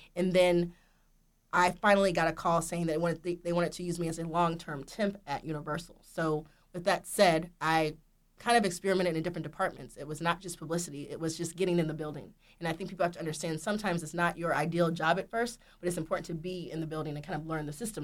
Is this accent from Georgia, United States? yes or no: yes; Marietta, Georgia, United States; I'm from Marietta, Georgia